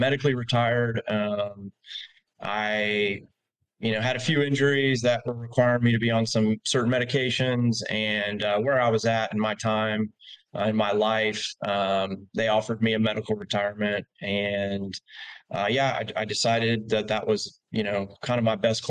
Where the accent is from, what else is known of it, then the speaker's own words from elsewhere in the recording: Oviedo, Florida, United States; moved away as an adult; now in Choctawhatchee Bay area, Florida, United States; I grew up in East Central Florida. I just tell people Orlando. People don't know about Geneva or Oviedo or that area